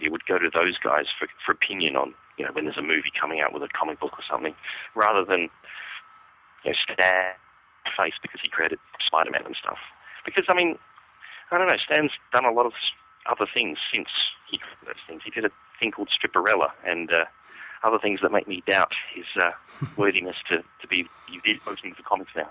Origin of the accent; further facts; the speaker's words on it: Australia; now in San Diego, United States; I'm currently in San Diego, California. But uh, I am probably I probably um, won't be here for for well, I'll probably see out the year, and then we don't know where we're going next. Possibly Canada, possibly Australia. Back home, maybe. But not to Perth.